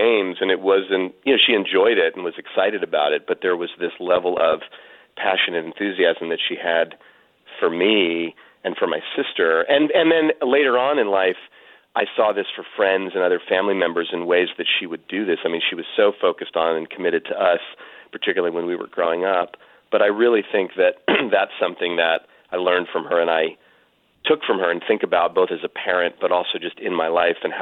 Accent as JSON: {"language": "English", "region": "California", "country": "United States", "tie": "born or raised there", "said": "Stanford University, which is about an hour from where I grew up here in California. I still live in the Bay Area"}